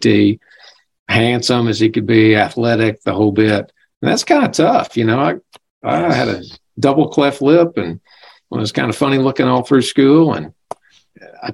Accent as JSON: {"language": "English", "region": "Arkansas River Valley", "country": "United States", "tie": "born or raised there", "also_born_or_lived": "Blytheville, Arkansas / Osceola, Arkansas", "said": "I'm an Arkansas boy. I came from the River Valley, was born in Blytheville, Arkansas, which is the other side of the state."}